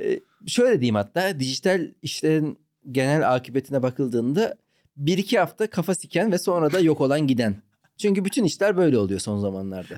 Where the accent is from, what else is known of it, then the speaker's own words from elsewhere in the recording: Ankara, Turkey; moved away; also born or lived in Malatya / Istanbul / Izmir / Antalya; Ben abi e, Malatya'da doğdum, Ankara'da büyüdüm.